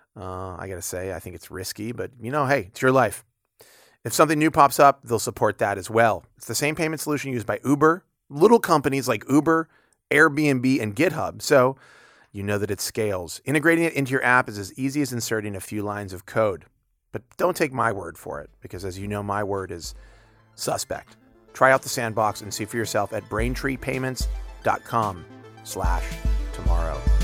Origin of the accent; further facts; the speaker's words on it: United States; I'm an American